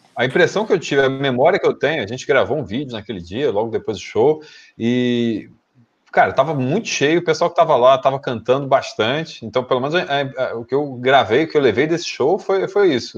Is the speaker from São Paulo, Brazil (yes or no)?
no; Rio de Janeiro, Brazil; todos nós somos aqui do Rio de Janeiro